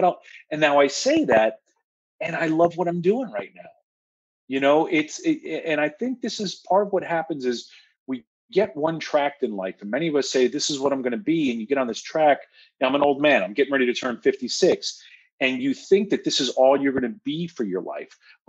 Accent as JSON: {"language": "English", "town": "Washingtonville", "region": "New York", "country": "United States", "tie": "born or raised there", "said": "I'm going to speak like my hometown, Washingtonville, New York."}